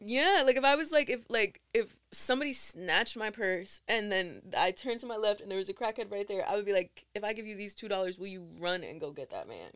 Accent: Newark, New Jersey, United States; I loved I loved growing up growing up in Newark

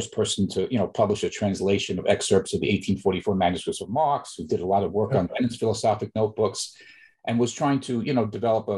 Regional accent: New York City, New York, United States; Well, I'm originally from New York, growing up in the Bronx, from working class family in Bronx, New York.

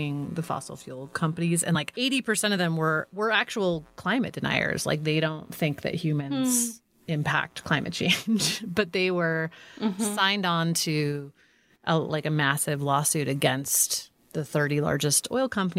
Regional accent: California, United States; when I was growing up in California

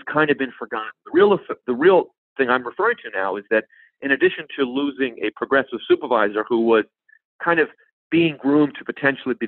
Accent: San Francisco, California, United States; moved away as an adult; now in New York, United States; I was born in New York and moved to San Francisco when I was three, and I moved back here to New York as a very young adult to go to graduate school

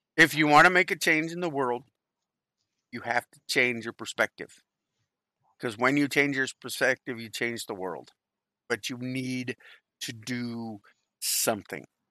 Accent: United States; I was born in America

